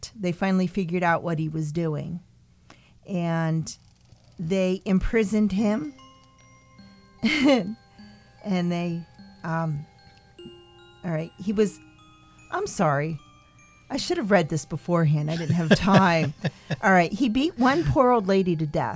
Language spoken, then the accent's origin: English; Lehigh Valley, Pennsylvania, United States; we're all from the Lehigh Valley